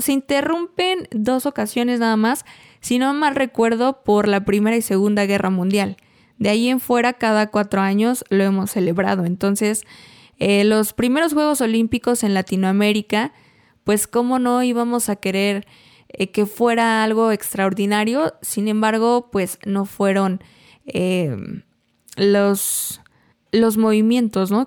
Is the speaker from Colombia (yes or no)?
no; Mexico; nos marca como mexicanos, es nuestra historia